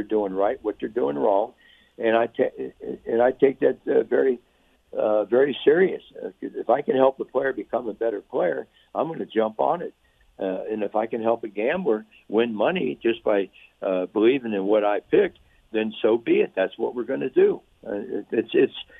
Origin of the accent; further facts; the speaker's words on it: Cincinnati, Ohio, United States; I'm from Cincinnati, Ohio